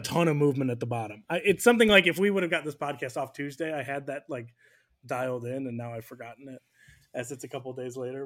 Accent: United States; as an American fan

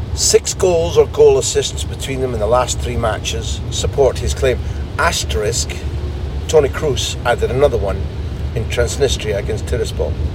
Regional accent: Aberdeen, Scotland, United Kingdom; moved away; I'm Scottish.

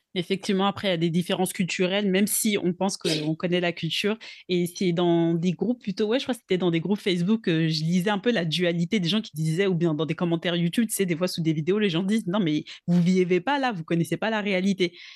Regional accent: Togo; je suis originaire du Togo donc en Afrique de l'Ouest

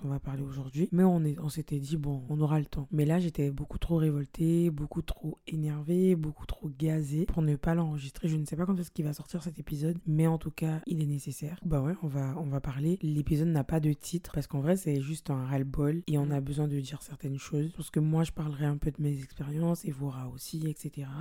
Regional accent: French Guiana; on a été élevés en Guyane

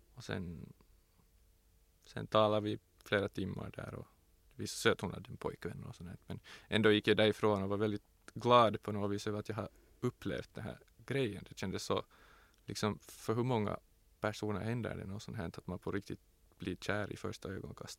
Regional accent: Tenala, Uusimaa, Finland; I Tenala var det ju ingen mångfald. Det fanns inte en enda som inte var vit

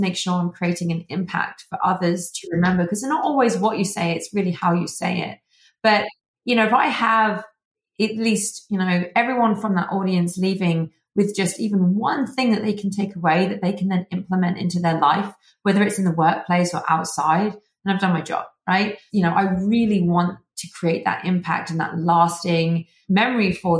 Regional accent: England, United Kingdom; accent: British; now in Arizona, United States; as you can tell from the accent, I am originally from England, the UK, but now I reside in Arizona

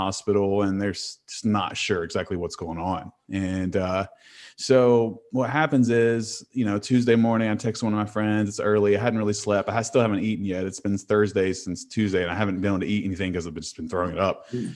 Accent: Huntington, West Virginia, United States; I'm from Huntington, West Virginia.

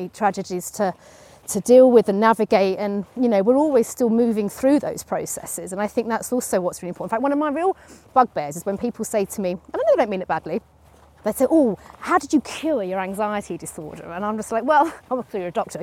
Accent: East Hertfordshire, East of England, United Kingdom; also born or lived in London; They all kind of move up the A10 and move into Hertfordshire

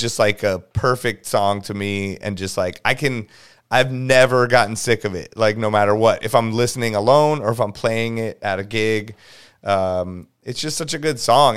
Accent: Los Angeles, California, United States; born and raised

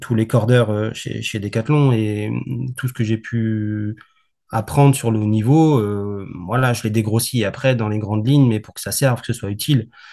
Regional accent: Valenciennes, Hauts-de-France, France; je suis du Nord, je suis né à Valenciennes

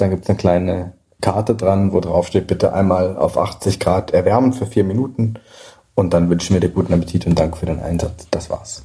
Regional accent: Alsace, Grand Est, France; moved away; also born or lived in Scandinavia; ich bin eben teilweise in Frankreich und im Elsass aufgewachsen, an der Grenze geboren.

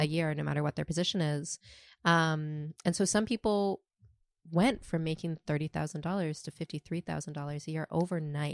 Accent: Toronto, Ontario, Canada; now in New York City, United States; I currently live in New York City, but I'm from Toronto.

